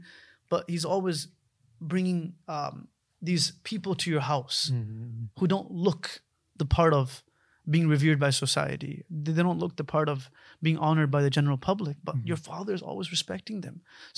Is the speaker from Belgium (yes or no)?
no; United States; we were born and raised in the States. You know, my parents are physicians. They came to the States in 1989.